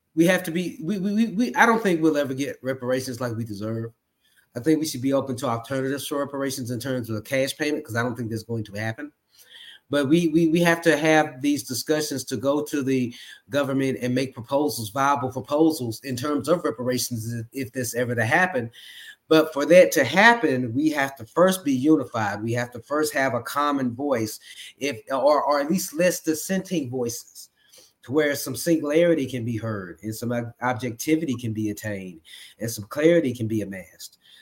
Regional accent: Memphis, Tennessee, United States; moved away as an adult; now in Dallas, United States; I'm originally from Memphis, Tennessee, but I live in Dallas, Texas

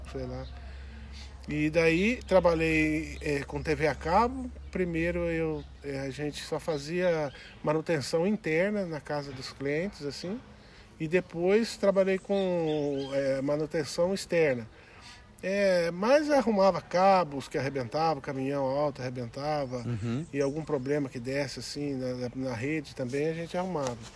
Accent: Passa Quatro, Minas Gerais, Brazil; also born or lived in São Lourenço; Então, é, eu nasci em São Lourenço e com 9 anos de idade a gente mudou para Passa Quatro.

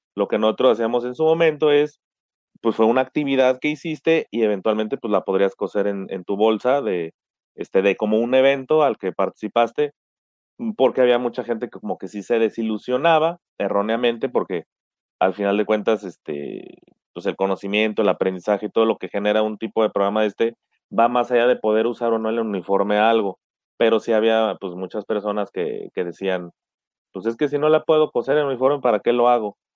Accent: Aguascalientes, Mexico; yo soy de Aguascalientes

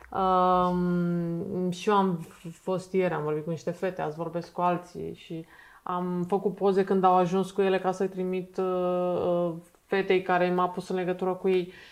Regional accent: Romania; Noi ca români, da.

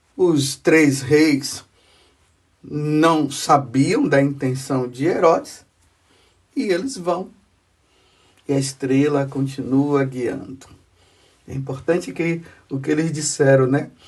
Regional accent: Maraú, Bahia, Brazil; moved away; Quando eu era criança, lá na minha cidade, onde eu nasci, lá na Bahia, na cidade de Maraú

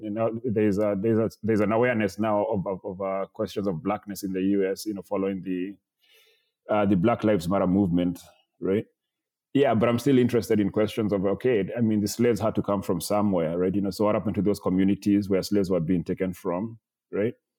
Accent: Kenya; moved away; I was a visiting professor in, uh, in, my hometown in Kenya

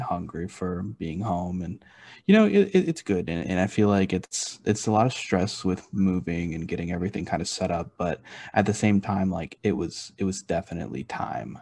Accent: Houston, Texas, United States; moved away as an adult; now in Kentucky, United States; I was born and raised in Houston, and I'm a very proud like Houstonian.

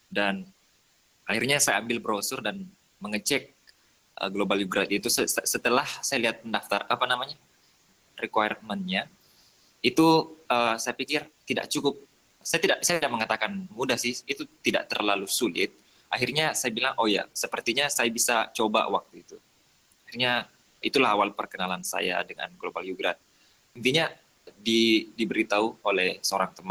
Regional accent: Soppeng, South Sulawesi, Indonesia; now in Makassar, Indonesia; Saya tinggal di Makassar. Hmm. Saya berasal dari Kabupaten Sopeng itu 4 jam dari Makassar.

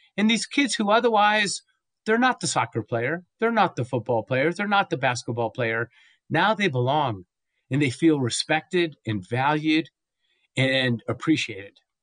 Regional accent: Los Angeles, California, United States; now in Santa Fe, United States; I was from Southern California for many years, uh, Los Angeles, uh, but now I live in Santa Fe, New Mexico

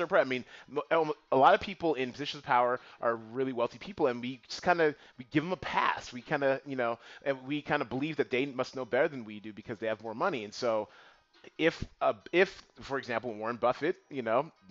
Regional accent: Panama; I'm from Panama

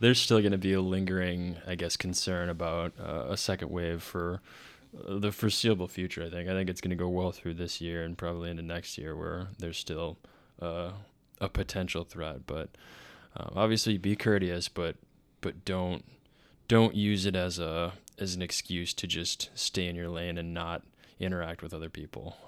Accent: Texas, United States; moved away as an adult; also born or lived in Dallas, Texas; Growing up in Minnesota, Texas

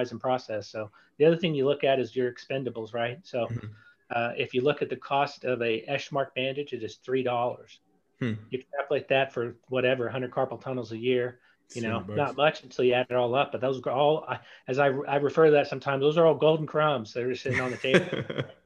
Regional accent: East Texas, United States; also born or lived in San Antonio, Texas; now in Galveston, United States; I'm from East Texas

